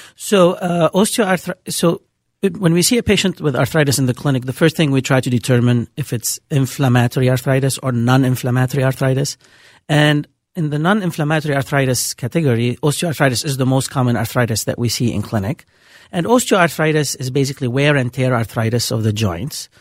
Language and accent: English; Beirut, Beirut Governorate, Lebanon; accent: Lebanese; moved away as an adult; also born or lived in Bemidji, Minnesota; now in Minneapolis, United States; I'm originally from Beirut, Lebanon